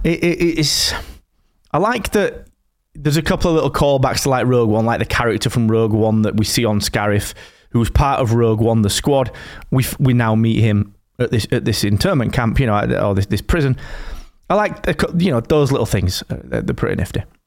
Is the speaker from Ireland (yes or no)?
no; the north of England, United Kingdom; I'm Northern English